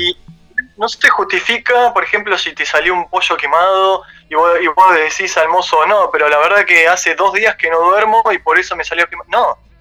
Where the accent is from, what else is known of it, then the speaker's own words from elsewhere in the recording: Bahía Blanca, Buenos Aires Province, Argentina; moved away as an adult; now in Buenos Aires, Argentina; yo vengo de Bahía Blanca, estudié gastronomía ahí cuando me vine a Buenos Aires